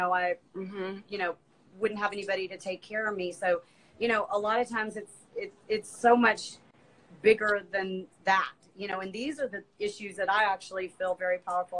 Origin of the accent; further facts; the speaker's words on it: Alabama, United States; I'm from Alabama, so we're real Southern